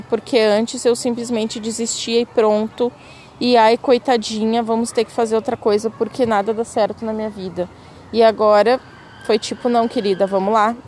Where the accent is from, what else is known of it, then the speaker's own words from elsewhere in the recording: Brazil; accent: Brazilian; moved away as an adult; o meu sotaque é muito forte então tem várias palavras de inglês que eu acabo falando errado, porque eu quero falar uma coisa meio abrasileirada